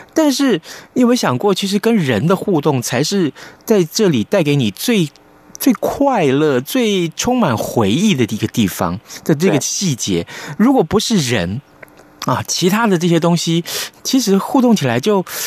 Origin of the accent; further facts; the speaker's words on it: Tainan, Taiwan; 我们台南人不一样啊